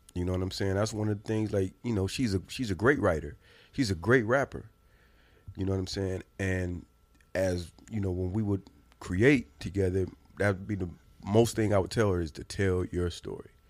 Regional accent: Indiana, United States; I'm from Indiana.

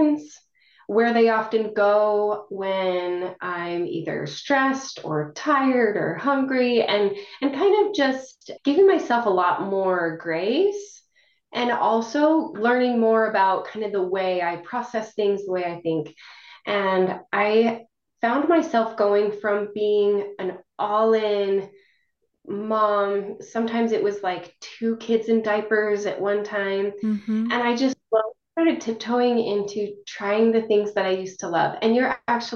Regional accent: northern Wyoming, United States; moved away as an adult; also born or lived in Arizona; now in Utah, United States; I'm originally from Wyoming, northern Wyoming. I came down to Utah for school

